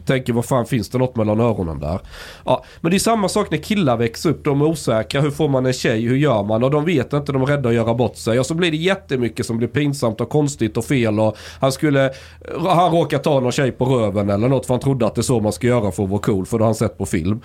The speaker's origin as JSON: {"language": "Swedish", "town": "Osby", "region": "Skåne", "country": "Sweden", "tie": "born or raised there", "moved": "yes", "said": "När jag, när jag gick i skolan, i grundskolan, det var ganska konservativt. Vi snackar 90-tal, eh, men så är vi, pratar vi Osby"}